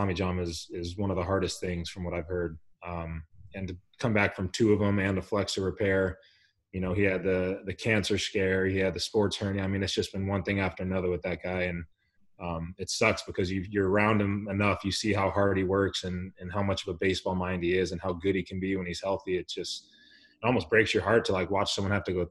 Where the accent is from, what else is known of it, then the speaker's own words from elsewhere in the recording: El Cajon, California, United States; also born or lived in Pittsburgh; I'm from El Cajon, California, little small valley in San Diego